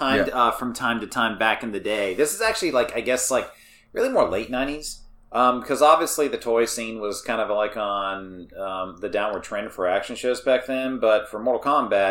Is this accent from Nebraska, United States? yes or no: no; South Carolina, United States; moved away; I'm from South Carolina originally. Our family would go down to Myrtle Beach all the time